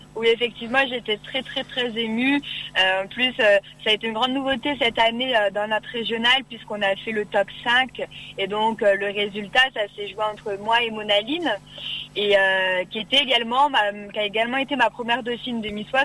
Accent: Cires-lès-Mello, Hauts-de-France, France; je viens de Serres-les-Mélos, donc euh, dans l'Oise

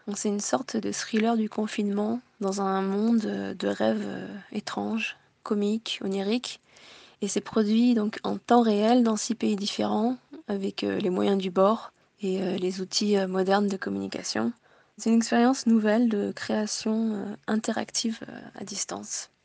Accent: Tokyo, Japan; now in France; Je suis née en France, de parents français et japonais, j'ai grandi à Tokyo

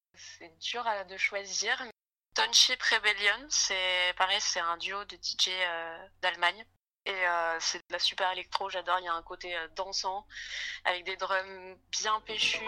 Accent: Toulon, Provence-Alpes-Côte d'Azur, France; je viens du sud de la France, vers Toulon

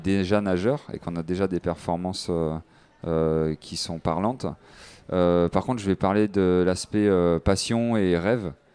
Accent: French Guiana; J'ai grandi en Guyane française

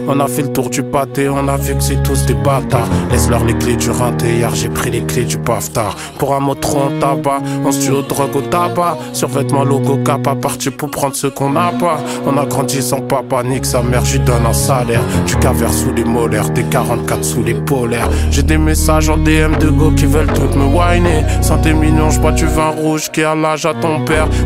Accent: Paris, Île-de-France, France; Je suis pas issu d'un quartier banlieusard. Nous, on a grandi dans Paris Tramuros, aux portes de la richesse

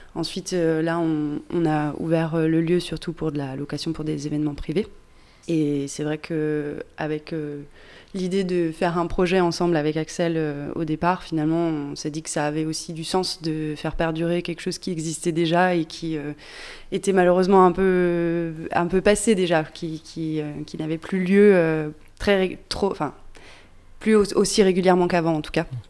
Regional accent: Pilat, Auvergne-Rhône-Alpes, France; moved away as an adult; je suis originaire du Pilat

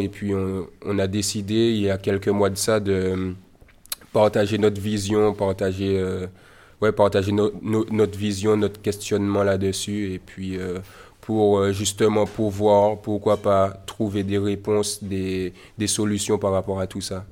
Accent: Martinique; je suis un jeune artiste martiniquais

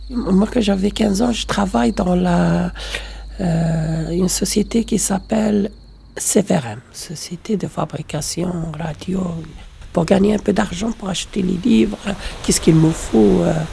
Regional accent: Morocco; moved away as an adult; now in France; je viens de Maroc.

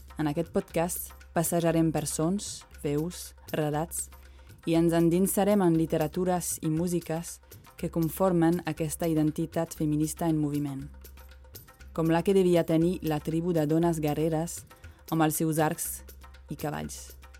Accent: France; moved away; Tinc 34 anys, sóc francesa, mare, blanca i feminista

